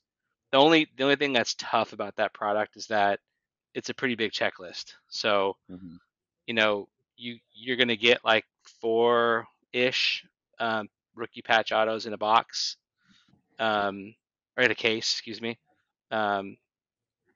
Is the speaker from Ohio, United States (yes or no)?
no; Los Angeles, California, United States; I grew up in Los Angeles